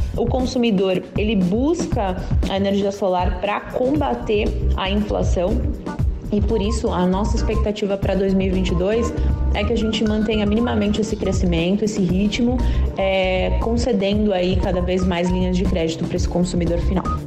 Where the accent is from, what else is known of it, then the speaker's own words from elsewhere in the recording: Minas Gerais, Brazil; também sou mineira, então também falo assim